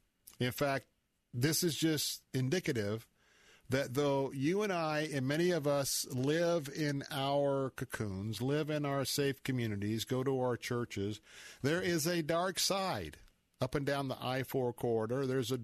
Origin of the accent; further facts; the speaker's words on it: Tampa, Florida, United States; I was a person of the faith, a Christ follower, I said, well, I was born and raised in Tampa, Florida.